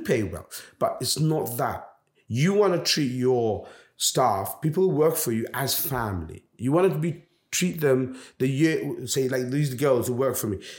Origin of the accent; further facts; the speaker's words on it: London, United Kingdom; also born or lived in Bangladesh; now in Jersey; I come from London.